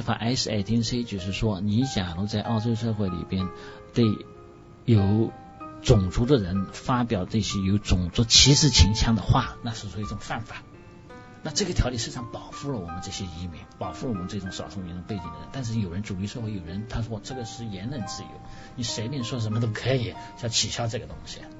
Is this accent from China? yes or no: yes; China; now in Sydney, Australia; 十八年是我们中国人一点一点开始，中国社团搞搞起来的。